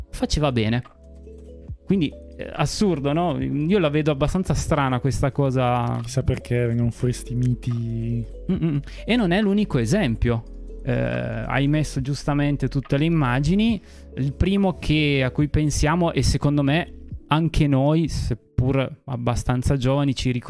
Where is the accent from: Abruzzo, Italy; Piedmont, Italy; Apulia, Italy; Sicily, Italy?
Piedmont, Italy